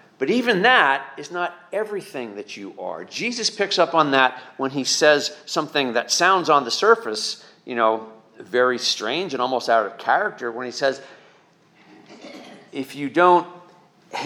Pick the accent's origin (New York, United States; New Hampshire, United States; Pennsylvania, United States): Pennsylvania, United States; eastern; also born or lived in Lehigh Valley / suburban Philadelphia / Poconos; I've been up and down eastern Pennsylvania for most of my life, from the Lehigh Valley to suburban Philadelphia to the Poconos